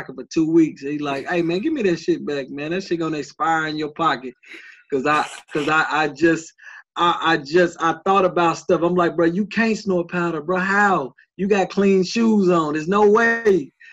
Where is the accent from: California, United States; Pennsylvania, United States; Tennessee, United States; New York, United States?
Tennessee, United States; Nashville; I'm born and raised in Nashville.